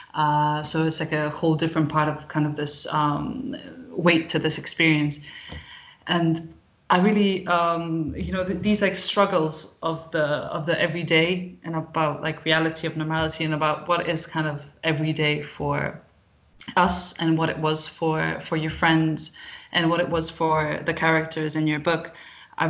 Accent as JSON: {"language": "English", "country": "Croatia", "also_born_or_lived": "United Kingdom", "said": "I'm Croatian"}